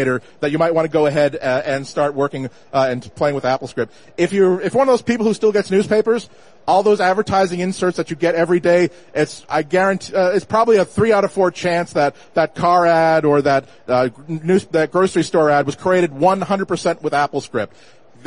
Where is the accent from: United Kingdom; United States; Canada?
United States; Boston, Massachusetts; I'm from Boston. If I say, let's go get a tonic, we'll go to Worcester, then Leominster